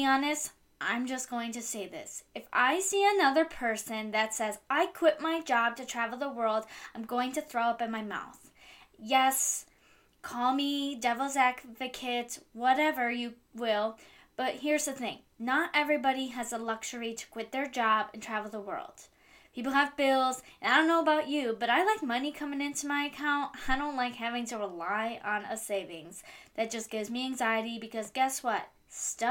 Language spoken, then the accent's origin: English; Cleveland, Ohio, United States; I am from Cleveland, Ohio